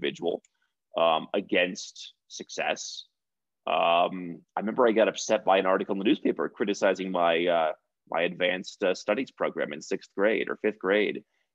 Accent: United States; moved away; me as an American

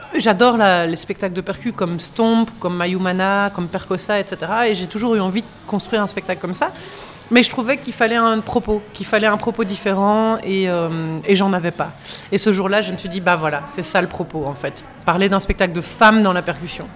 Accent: Belgium; on est belge

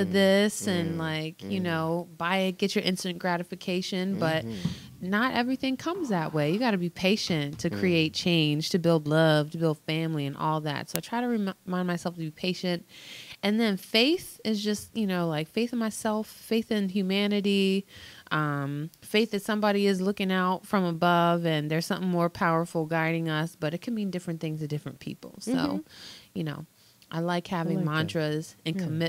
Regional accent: United States; as a Washingtonian

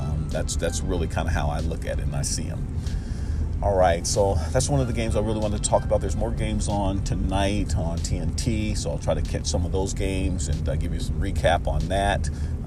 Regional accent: Portland, Oregon, United States; now in Fairbanks, United States; I'm from Portland, Oregon

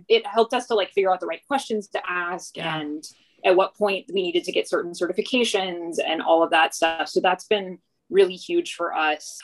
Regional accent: Texas, United States; moved away; also born or lived in New York; growing up in Texas.

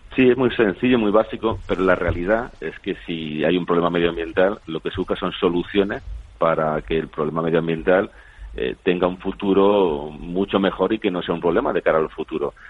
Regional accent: San Javier, Region of Murcia, Spain; soy de San Javier, del Mar Menor, de Murcia

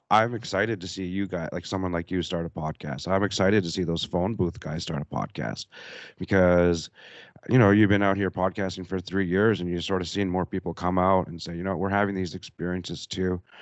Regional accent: Canada; moved away; I'm from Canada

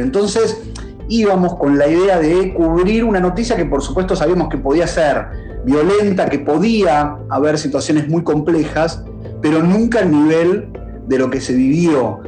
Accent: Argentina; en tu país todo el tiempo pasan cosas, en en Argentina pasan

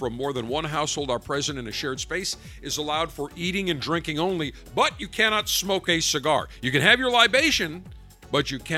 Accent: Buffalo, New York, United States; accent: hard Midwest accent; moved away; I'm from Buffalo originally, and people in Buffalo have that hard Midwest accent

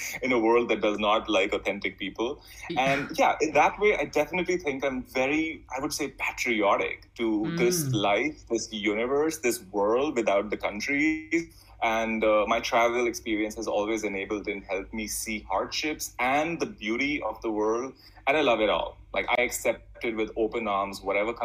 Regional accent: India; now in Bali, Indonesia; I'm coming from India

